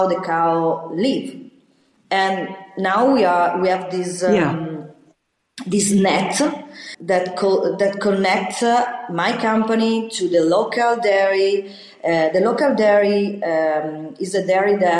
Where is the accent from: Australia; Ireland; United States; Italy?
Italy; Valtaleggio, Lombardy; we are investing in Taleggio because I was born in Valtaleggio